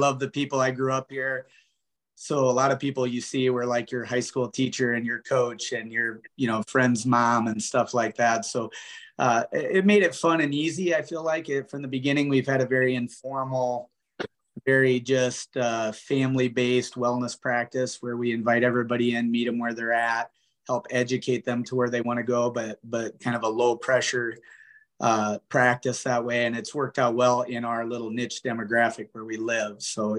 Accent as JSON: {"language": "English", "town": "Osage", "region": "Iowa", "country": "United States", "tie": "born or raised there", "said": "I'm originally from this community. I grew up here and so did my wife. And so just family is the main thing that brought us back."}